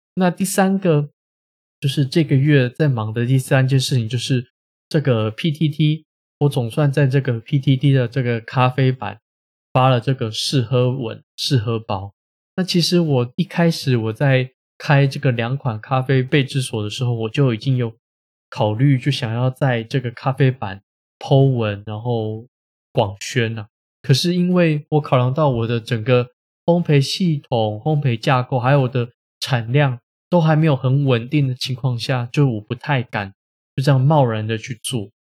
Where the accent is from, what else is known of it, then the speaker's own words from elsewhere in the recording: Taiwan; 我们台湾人